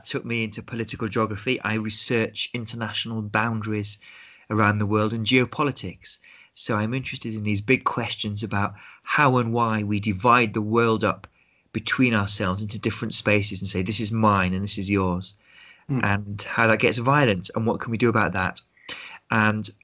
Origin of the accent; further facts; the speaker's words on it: United Kingdom; growing up in Britain, we'd grow up with stories and films about the Second World War